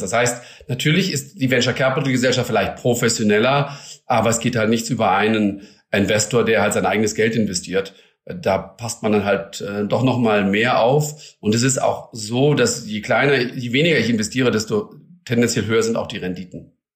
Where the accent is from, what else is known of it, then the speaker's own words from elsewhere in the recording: Germany; bei uns in Deutschland